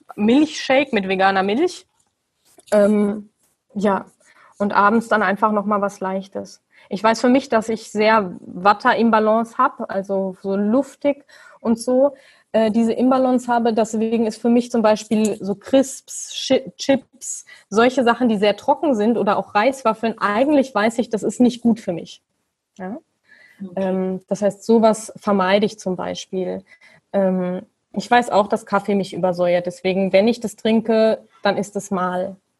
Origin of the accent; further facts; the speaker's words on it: Germany; moved away; ich bin Deutsche